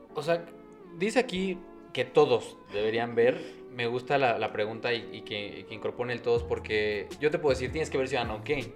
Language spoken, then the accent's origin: Spanish; Mexico; somos mexicanos